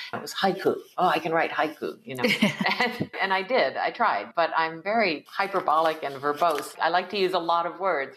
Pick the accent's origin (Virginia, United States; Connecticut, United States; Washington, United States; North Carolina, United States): Connecticut, United States; East Coast of the United States; I was born in 1956 in the United States on the East Coast too.